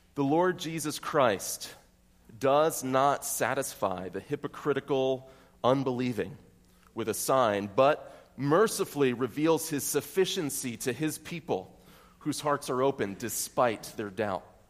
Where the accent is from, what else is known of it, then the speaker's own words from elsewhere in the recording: York County, Pennsylvania, United States; I might say that I'm from York County. I might say that I'm from North York.